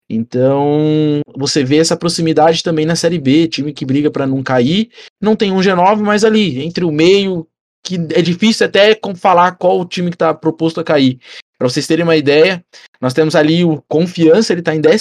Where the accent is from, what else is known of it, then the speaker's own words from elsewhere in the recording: near Londrina, Paraná, Brazil; muito próximo de onde eu cresci também. Pô, quando eu queria ir pro shopping, eu tinha que ir pra Londrina.